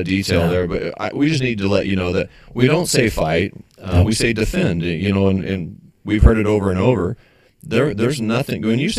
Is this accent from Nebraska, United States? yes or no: yes; Western Nebraska, United States; we're from Western Nebraska.